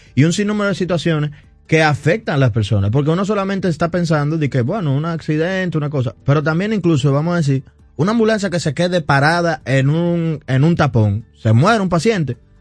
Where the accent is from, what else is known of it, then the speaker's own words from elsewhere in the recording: Dominican Republic; also born or lived in London; nosotros nos gusta como dominicanos arreglar el carro donde se paró